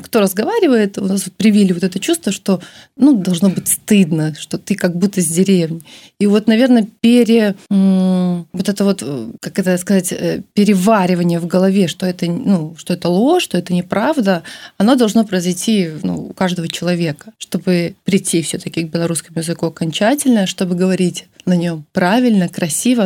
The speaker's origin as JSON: {"language": "Russian", "country": "Belarus", "said": "Я всегда говорила, что я из Беларуси. Э, у меня было четкое представление, что это моя родина, моя страна."}